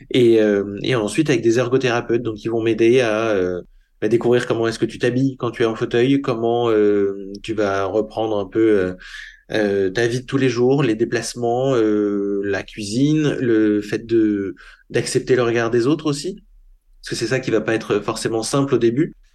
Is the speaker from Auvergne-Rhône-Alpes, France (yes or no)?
no; Paris, Île-de-France, France; c'était une vie tout à fait normale d'un jeune Parisien